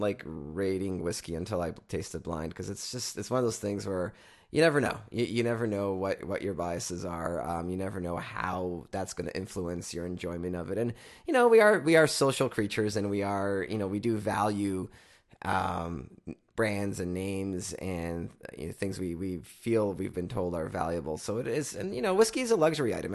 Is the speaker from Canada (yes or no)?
yes; Canada; we're from Canada